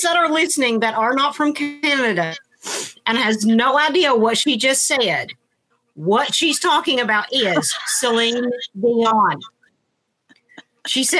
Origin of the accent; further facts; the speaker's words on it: United States; We are American